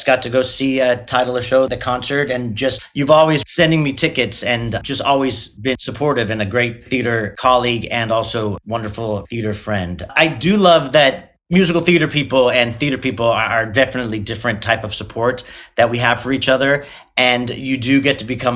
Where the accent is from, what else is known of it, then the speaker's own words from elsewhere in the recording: Southern California, United States; now in New York City, United States; I'm from Southern California originally